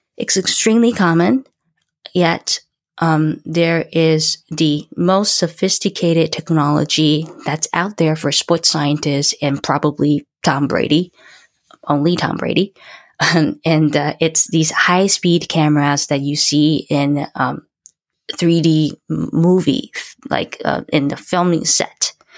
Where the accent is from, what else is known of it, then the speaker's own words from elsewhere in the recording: Taiwan; moved away as an adult; I was born and raised in Taiwan